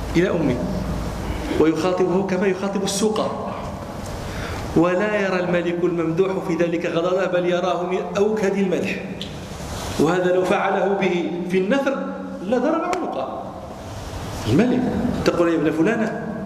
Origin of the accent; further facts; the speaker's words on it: Morocco; عندنا في المغرب